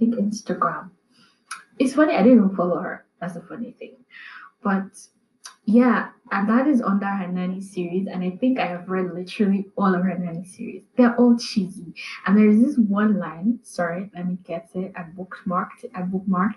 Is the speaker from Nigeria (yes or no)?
yes; Nigeria; as a Nigerian